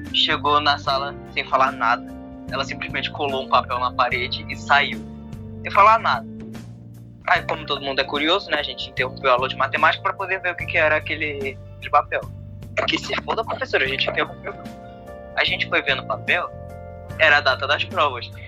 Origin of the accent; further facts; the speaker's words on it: Rio de Janeiro, Brazil; eu sou carioca